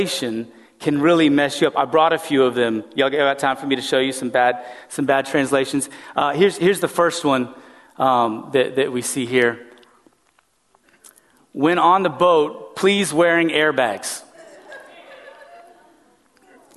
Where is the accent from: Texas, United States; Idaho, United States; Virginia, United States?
Texas, United States; West; growing up in West Texas, Spanish was very prevalent all around